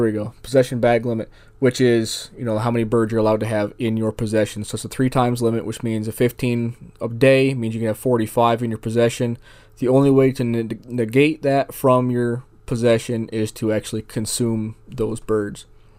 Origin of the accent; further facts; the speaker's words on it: Northeast, United States; now in Arizona, United States; I'm from the Northeast, where we don't hunt them. We, in September, we hunt Canada geese. So that's what I grew up knowing. Now that I'm in Arizona, I've kind of fallen in love with doves.